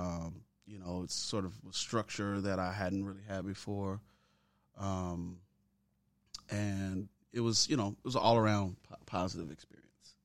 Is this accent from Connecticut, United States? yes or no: no; Chicago, Illinois, United States; now in Memphis, United States; I'm originally from Southside Chicago. Uh, I was born on eighty-first and Emerald. Um, yeah, born and raised there